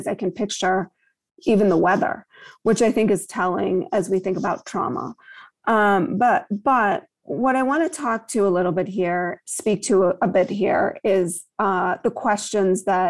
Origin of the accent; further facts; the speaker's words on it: Chicago, Illinois, United States; I grew up on the North Shore of Chicago